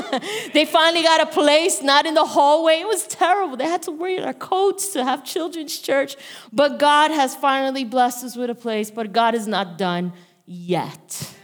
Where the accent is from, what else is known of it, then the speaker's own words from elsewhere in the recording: Bayonne, New Jersey, United States; I'm Pastor …. I am from Bayonne, New Jersey.